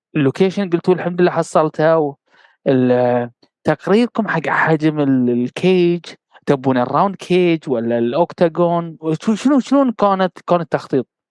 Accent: Bahrain; انا بحريني

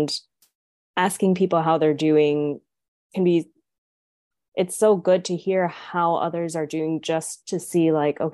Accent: Dubai, United Arab Emirates; I grew up in Dubai

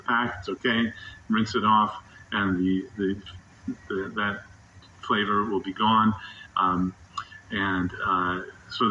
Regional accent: Midwest, United States; now in Durham, United States; I grew up in the Midwest, having bratwurst and sauerkraut and mustard

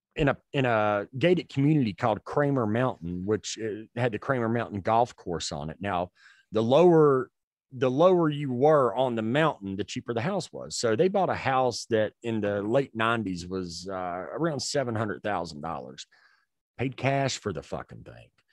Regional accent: Gaston County, North Carolina, United States; where I grew up in Gaston County

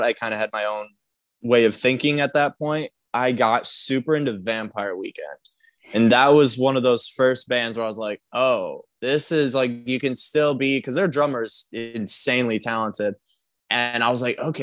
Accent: Sylvania, Ohio, United States; in Ohio, like right where we grew up in Sylvania

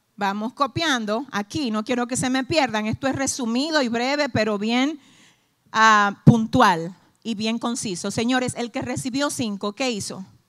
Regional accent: Dominican Republic; somos dominicanos

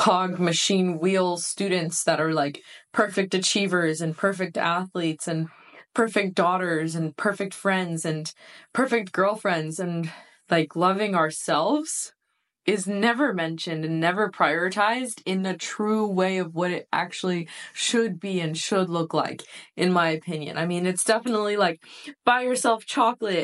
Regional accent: United States; being a first generation born in the United States from immigrant parents. My parents immigrated to the United States from Iran in the 80s.

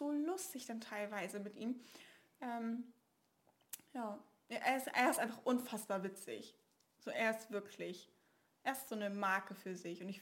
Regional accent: Northern Germany, Germany; äh, wir kommen aus Norddeutschland.

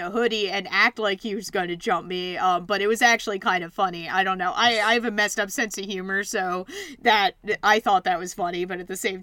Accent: Philadelphia, Pennsylvania, United States; I'm from Philly

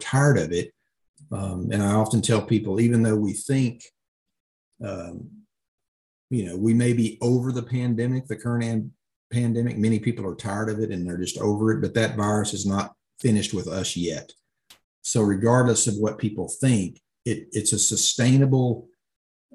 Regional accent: Illinois, United States; In my home state

